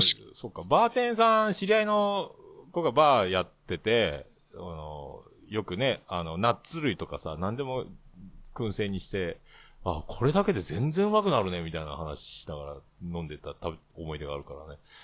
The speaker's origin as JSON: {"language": "Japanese", "region": "Fukuoka", "country": "Japan", "said": "福岡県、市、市内。市内だったら僕と一緒"}